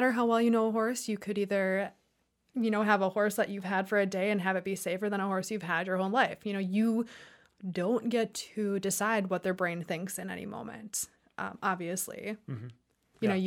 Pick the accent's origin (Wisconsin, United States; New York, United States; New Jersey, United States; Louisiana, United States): Wisconsin, United States; I was born and raised in Wisconsin